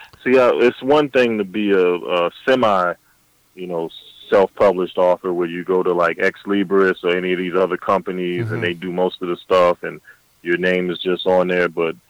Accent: Augusta, Georgia, United States; I have a similar situation in Augusta. I'm from Augusta, Georgia. James Brown and the Masters golf tournament.

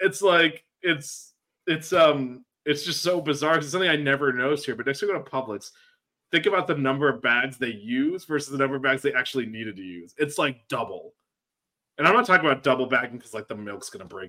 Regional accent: Florida, United States; also born or lived in Washington, D.C.; I'm from Florida

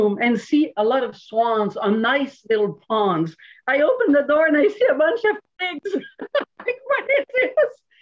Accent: Montreal, Quebec, Canada; born in Montreal City, so I'm really a city girl

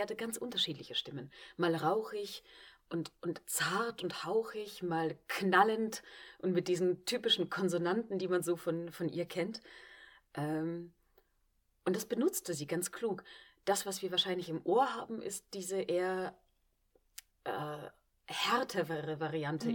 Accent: Vienna, Austria; moved away as an adult; also born or lived in Klagenfurt, Austria; now in Trier, Germany; Da bin ich auch aufgewachsen und bin erst mit 18 auf die Schauspielschule und weg von zu Hause

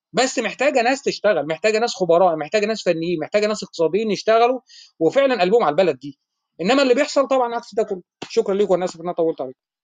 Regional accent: Egypt; احنا عندنا في مصر هنا

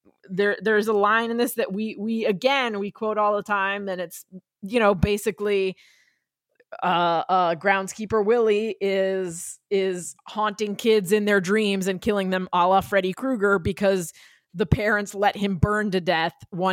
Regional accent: New Jersey, United States; And growing up in New Jersey, whenever there was a snowstorm or a rainstorm, my friends and I would say, lousy smarch weather.

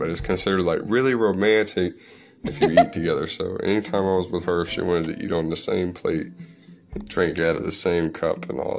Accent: United States; Like I'm I'm American, right?

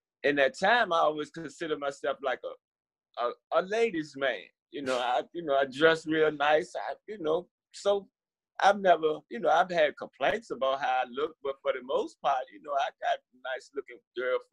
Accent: Richmond, Virginia, United States; I was born and raised here in Richmond, Virginia

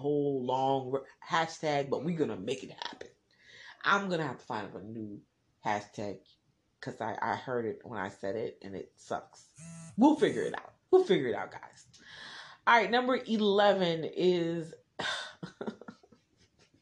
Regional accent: New Jersey, United States; I'm from Jersey

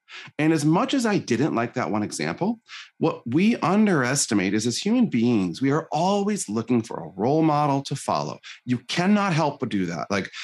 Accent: Michigan, United States; So I was born in Northern Michigan, tiny town, pretty poor family, pretty abusive father.

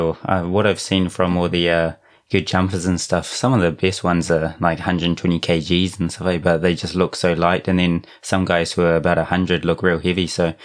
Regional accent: New Zealand; accent: Kiwi; moved away; also born or lived in Japan; I was born in Japan, but most of my life was in New Zealand.

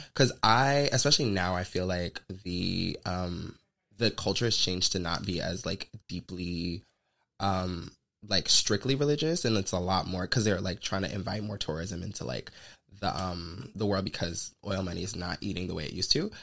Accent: the South, United States; I'm from the South. Like I'm a Southern Belle

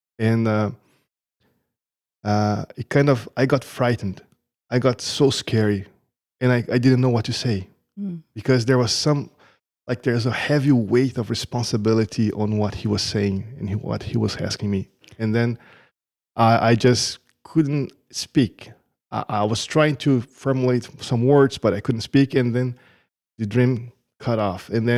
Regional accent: Brazil; now in United States; So I came from Brazil. I'm living here for the past 7 years in the America.

